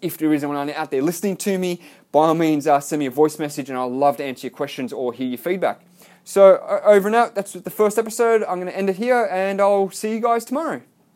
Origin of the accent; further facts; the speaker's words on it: Melbourne, Victoria, Australia; now in Gold Coast, Australia; I live on the Gold Coast, Australia. I'm from Melbourne.